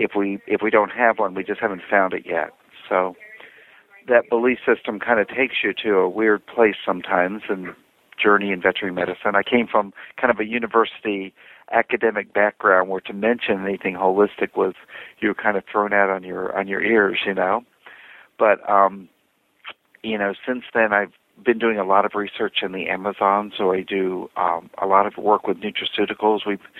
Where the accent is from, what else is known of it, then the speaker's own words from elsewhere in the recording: Virginia, United States; I'm from Virginia, kind of lived all over the planet growing up.